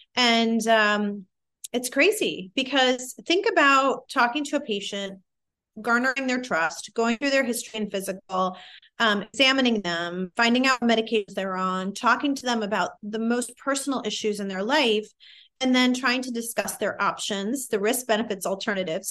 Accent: Midwest, United States; I'm a minority from the Midwest

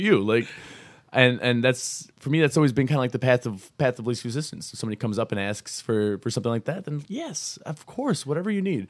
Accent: Buffalo, New York, United States; moved away as an adult; now in Rochester, United States; I'm, I'm originally from Buffalo. I moved out here with, uh, with John Carroll, uh, back in June of two thousand thirteen

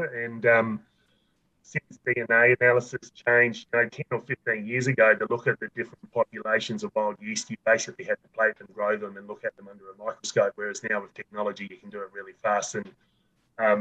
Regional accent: South Australia, Australia; I grew up in South Australia, you know, it's quite hot.

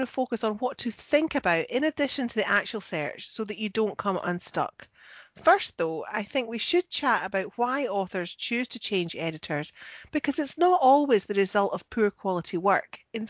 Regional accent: Scotland, United Kingdom; I'm the Scottish one.

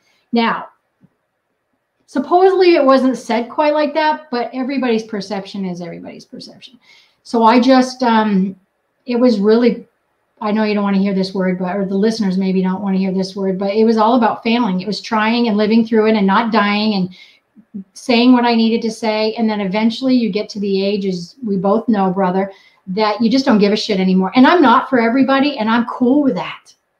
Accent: New England, United States; born there; I was born in New England and I cuss like a sailor.

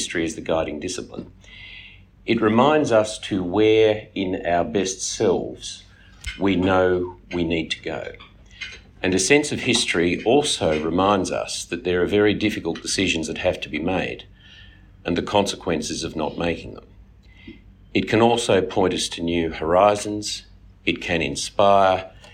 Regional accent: Australia; as an Australian

